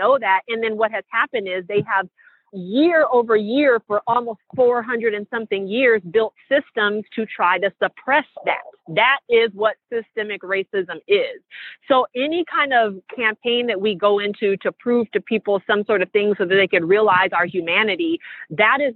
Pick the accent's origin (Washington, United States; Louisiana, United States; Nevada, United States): Washington, United States; Seattle; I'm from Seattle